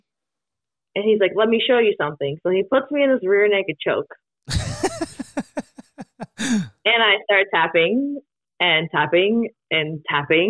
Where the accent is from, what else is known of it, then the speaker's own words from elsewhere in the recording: Hudson, Massachusetts, United States; moved away as an adult; growing up back home, I graduated from, I'm from Hudson, Mass. So I graduated Hudson High